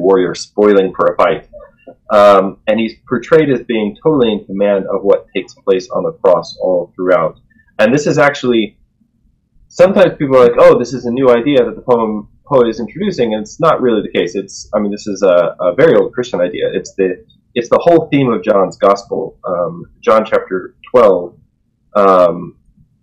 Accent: United States; accent: American; my American accent

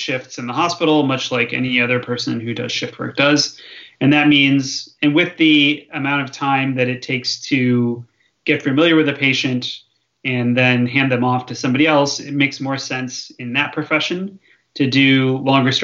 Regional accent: southeastern Michigan near Detroit, United States; now in Bay Area, United States; I grew up in southeastern Michigan near Detroit, a little ways from Ann Arbor

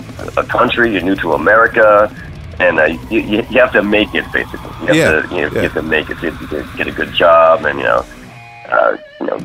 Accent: Springfield, Pennsylvania, United States; also born or lived in State College, Pennsylvania; I grew up in it's actually a town called Springfield. So it's in it's suburban Philadelphia.

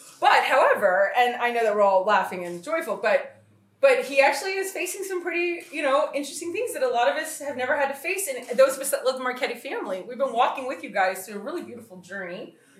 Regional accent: Texas, United States; now in Connecticut, United States; Obviously, I'm from Texas, and I pretend I live in Connecticut when I'm not in Kauai.

